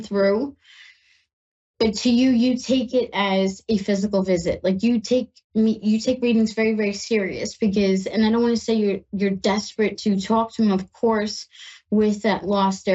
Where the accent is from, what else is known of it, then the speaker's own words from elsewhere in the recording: New York, United States; now in Ohio, United States; I'm in Ohio and I'm from New York